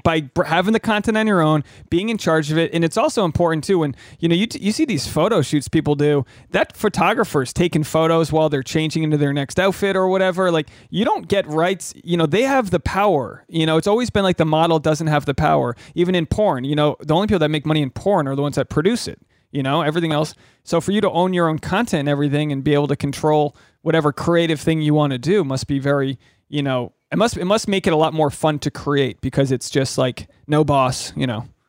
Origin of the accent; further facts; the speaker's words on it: New England, United States; I grew up in New England